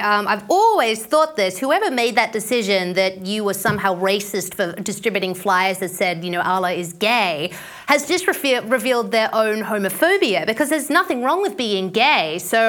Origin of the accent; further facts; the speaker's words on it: Australia; my home country of Australia.